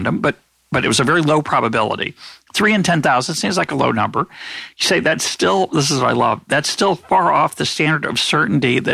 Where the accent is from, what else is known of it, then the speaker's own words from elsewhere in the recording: United States; as an American